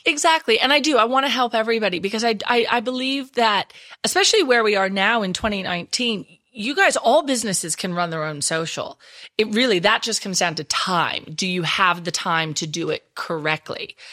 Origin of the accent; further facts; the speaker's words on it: Texas, United States; accent: Texas; moved away as an adult; now in Perth, Australia; I still haven't lost my Texas accent